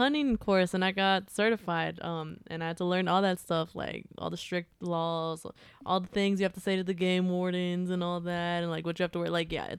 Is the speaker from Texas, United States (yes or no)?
yes; East Texas, United States; Raised in Texas